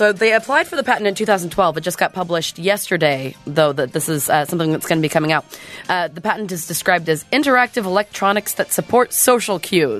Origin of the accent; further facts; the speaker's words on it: Boston, Massachusetts, United States; I told you I'm … from Boston.